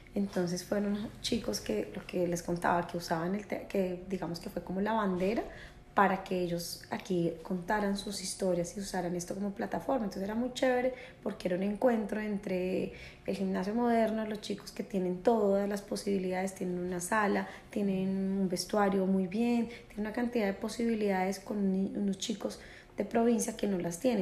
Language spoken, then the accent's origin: Spanish; Colombia; siendo colombiana